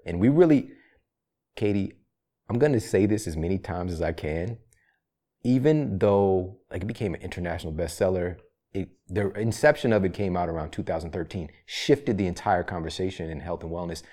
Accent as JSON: {"language": "English", "town": "Ferguson", "region": "Missouri", "country": "United States", "also_born_or_lived": "St. Louis, Missouri", "said": "I'm from Saint Louis, Missouri, you know? I'm from Ferguson, Missouri"}